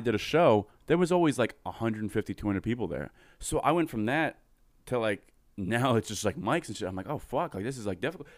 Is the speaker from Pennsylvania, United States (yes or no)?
yes; Coatesville, Pennsylvania, United States; I'm from Coatesville, Pennsylvania